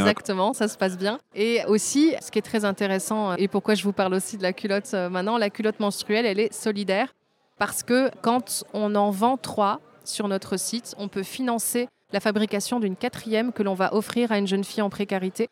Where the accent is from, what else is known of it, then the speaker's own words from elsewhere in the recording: Belgium; also born or lived in Tunisia; je suis euh, née en Tunisie, d'un papa tunisien, d'une maman belge, mais j'ai grandi en Belgique